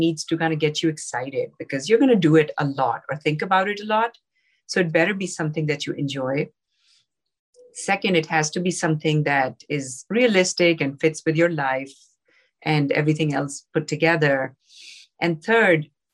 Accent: Pakistan; moved away; I grew up in Pakistan.

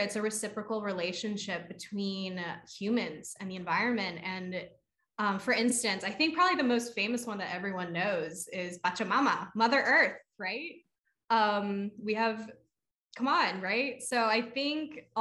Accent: Lansdale, Pennsylvania, United States; I grew up in Lansdale. Like I grew up with chickens and fruit trees

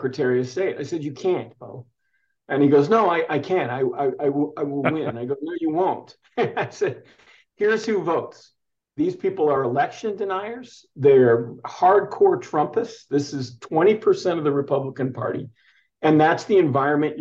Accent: Ann Arbor, Michigan, United States; now in Arizona, United States; as a young man growing up in Ann Arbor, Michigan

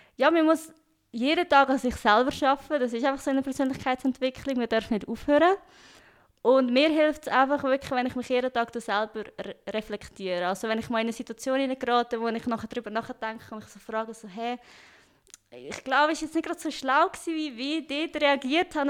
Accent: Stans, Nidwalden, Switzerland; accent: Swiss; moved away as an adult; also born or lived in Lucerne; now in Cologne, Germany; als Schweizerin

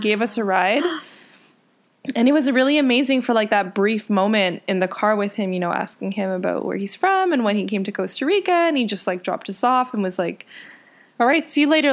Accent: Richmond Hill, Ontario, Canada; also born or lived in Scarborough; I was born in Scarborough, which is where my parents spent, I guess, their high school and university years. Um, and then I was actually raised in Richmond Hill

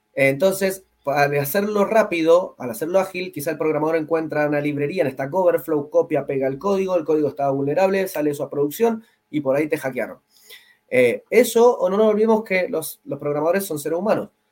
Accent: Mendoza, Argentina; Yo vengo de Mendoza, Argentina

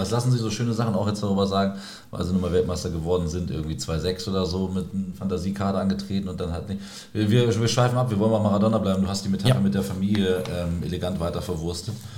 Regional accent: Celle, Lower Saxony, Germany; aus meiner Heimatstadt Celle

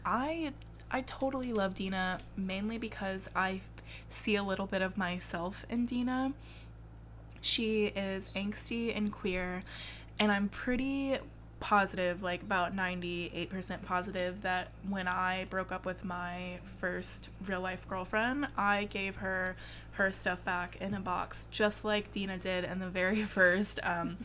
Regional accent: United States; I'm an American baby

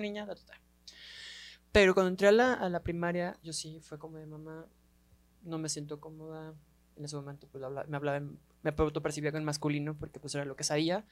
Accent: Guadalajara, Jalisco, Mexico; somos tapatías

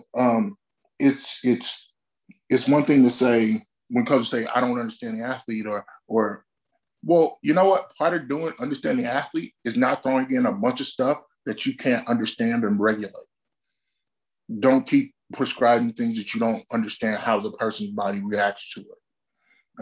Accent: Alabama, United States; moved away; I'm originally from Alabama

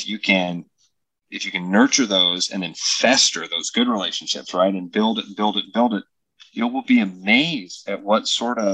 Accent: Pleasant Hill, Iowa, United States; I grew up in Pleasant Hill

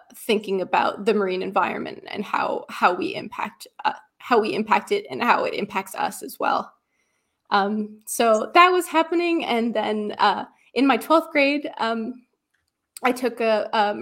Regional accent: Great Guana Cay, Abaco, Bahamas; now in Halifax, Canada; I grew up in Abaco on a little key called Great Guanaki.

